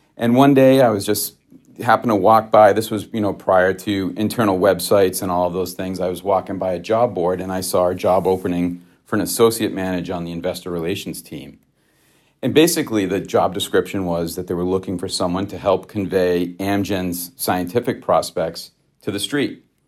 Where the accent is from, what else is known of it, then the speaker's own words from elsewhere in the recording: Grafton, Massachusetts, United States; also born or lived in Worcester, Massachusetts; I was born in Worcester, Massachusetts, uh, and raised in a small town right south of Worcester called, uh, called Grafton, Massachusetts.